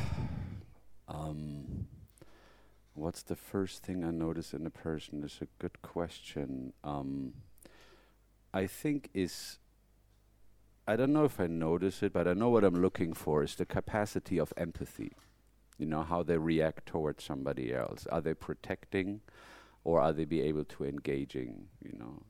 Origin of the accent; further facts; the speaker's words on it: Germany; moved away as an adult; now in United States; am I a very German person? No, because when I'm in Germany, I feel I'm not at home